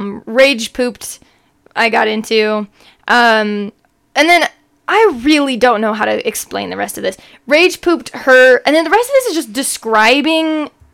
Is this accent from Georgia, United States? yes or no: no; Mapleton, Utah, United States; we're from Utah, {S1} yeah. {S0} By the way. Mapleton's a city in Utah, and we've moved around.